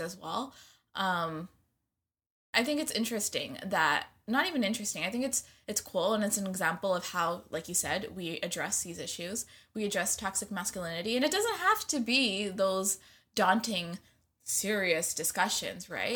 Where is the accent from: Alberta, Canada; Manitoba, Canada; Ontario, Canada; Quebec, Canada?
Ontario, Canada; Scarborough; I'm also from Scarborough